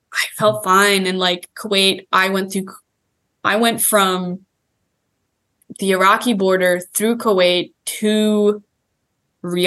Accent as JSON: {"language": "English", "country": "United States", "said": "being an American"}